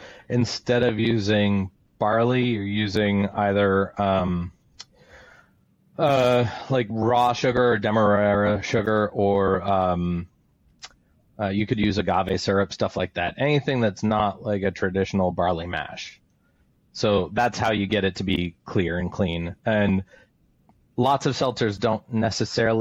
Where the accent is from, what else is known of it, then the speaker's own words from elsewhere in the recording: New Hampshire, United States; now in Florida, United States; Growing up in New Hampshire, I ran cross country